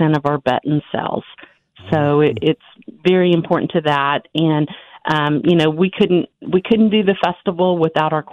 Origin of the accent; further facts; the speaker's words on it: Butler County / Wichita area, Kansas, United States; I'm what I would consider a Butler County girl. I graduated from Circle High School, but we had a Wichita address, Wichita phone number, lived in Sedgwick County